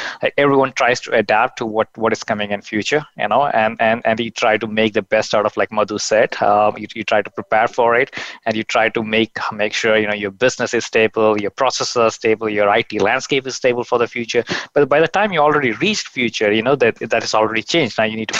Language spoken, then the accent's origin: English; Kerala, India; first language Malayalam; English is a second language; it reminded me of a movie in my mother tongue, which is Malayalam